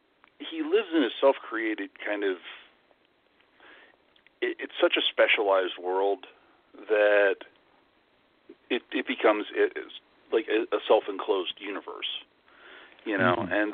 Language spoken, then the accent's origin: English; Northeast, United States; also born or lived in New York City / Philadelphia / Los Angeles; now in Florida, United States; since I'm from the Northeast, and I've lived all over the place